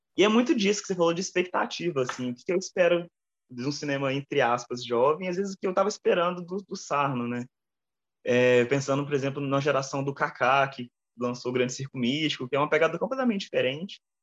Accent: Brazil; eu sou brasileiro

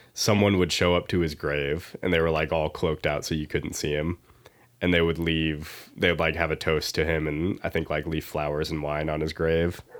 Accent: Iowa, United States; I'm from Iowa.

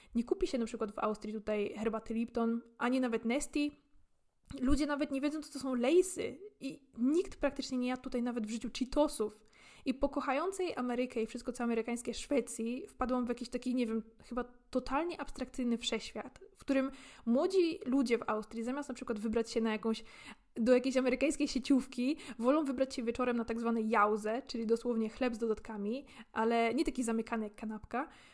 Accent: Poland; dorastając w Polsce

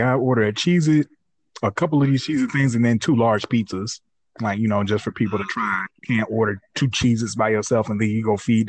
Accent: the South, United States; I was born in the South

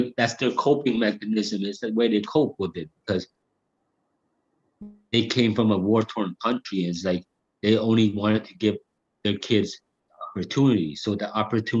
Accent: Hamilton, Ontario, Canada; I'm from the East End of Hamilton, so like in the East End, like when I was growing up

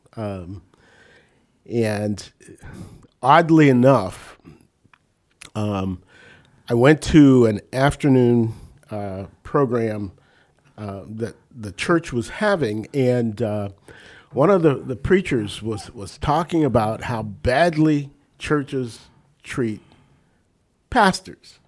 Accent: New Castle, Pennsylvania, United States; also born or lived in Uniontown, Pennsylvania; now in Northeast Ohio, United States; I'm a Western P A, born and bred

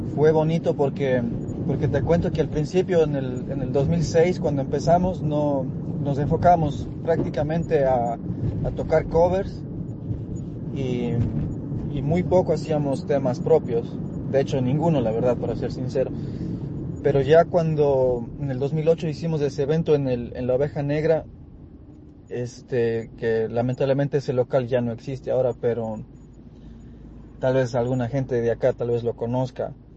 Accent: Cuenca, Azuay, Ecuador; now in New York, United States; yo soy de Cuenca, Ecuador, pero, pero vivimos acá en, en Nueva York

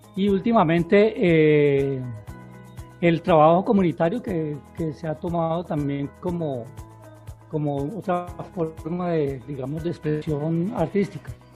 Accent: Florida, Valle del Cauca, Colombia; also born or lived in Cali / Piendamó; yo nací aquí en Florida

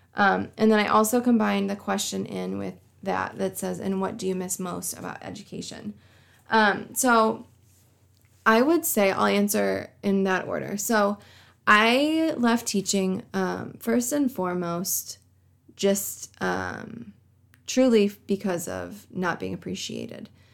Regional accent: Coal City, Illinois, United States; here in Coal City, Illinois? Like, I love my hometown

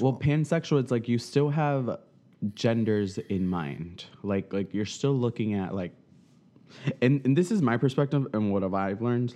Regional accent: South Florida, United States; moved away; I'm from South Florida

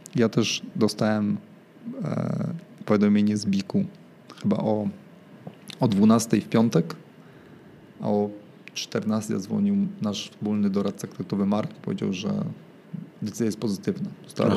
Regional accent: Łódź, Łódź Voivodeship, Poland; moved away; mojego rodzinnego miasta

